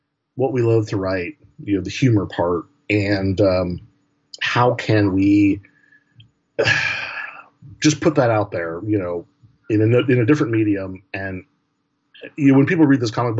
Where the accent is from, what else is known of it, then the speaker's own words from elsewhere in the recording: Portland, Oregon, United States; growing up in Portland, we had our own old wrestling territory, the, you know, Pacific Northwest Wrestling.